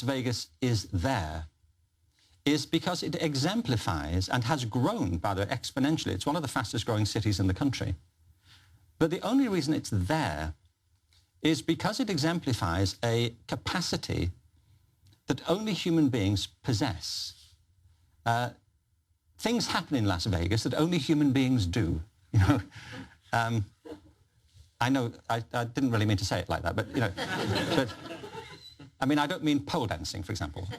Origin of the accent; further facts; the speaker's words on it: Liverpool, North West England, United Kingdom; I'm from Liverpool